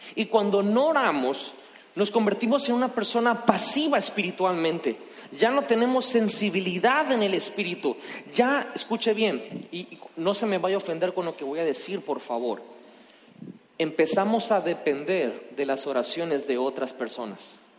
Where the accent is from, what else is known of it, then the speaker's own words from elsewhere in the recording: Mexico; como mexicanos nosotros